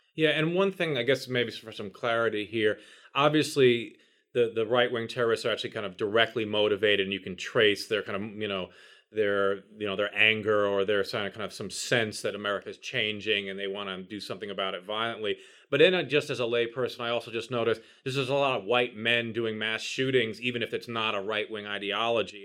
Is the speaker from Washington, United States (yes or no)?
no; New York City, New York, United States; I grew up in New York City